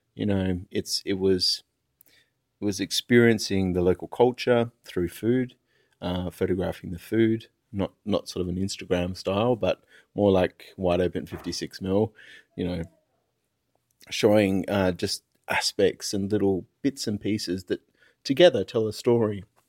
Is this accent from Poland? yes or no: no; Perth, Western Australia, Australia; now in Sydney, Australia; my hometown of Perth